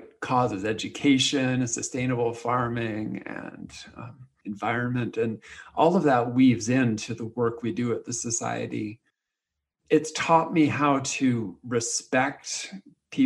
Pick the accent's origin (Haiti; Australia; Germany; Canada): Canada; moved away as an adult; also born or lived in Texas / Africa; move back to Canada to be in my home country and also close to my parents